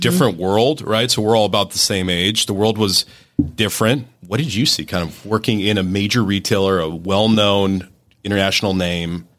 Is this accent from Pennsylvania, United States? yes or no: yes; Pittsburgh, Pennsylvania, United States; accent: Yinzer